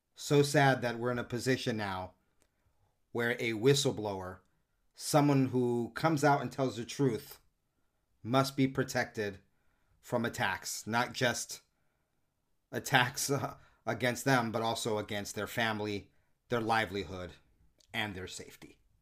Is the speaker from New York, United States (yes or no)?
yes; New York City, New York, United States; I grew up in and around the Lincoln Projects in Harlem as a kid